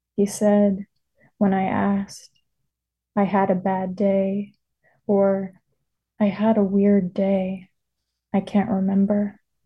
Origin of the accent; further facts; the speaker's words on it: Birmingham, Alabama, United States; growing up in Birmingham, Alabama